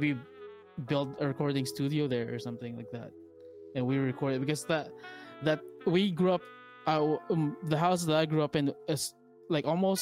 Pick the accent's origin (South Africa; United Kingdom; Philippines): Philippines; moved away; I grew up in the Philippines, came here, formed a band